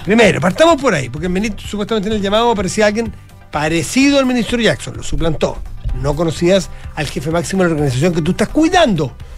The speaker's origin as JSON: {"language": "Spanish", "town": "San Felipe", "region": "Valparaíso", "country": "Chile", "tie": "born or raised there", "moved": "yes", "said": "en mi tierra"}